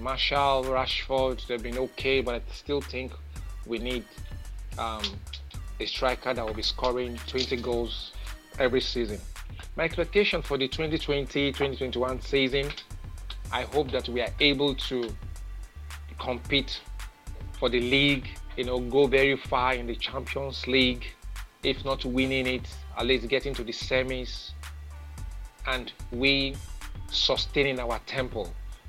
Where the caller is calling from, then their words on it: Lagos, Nigeria; I'm calling from Lagos, Nigeria.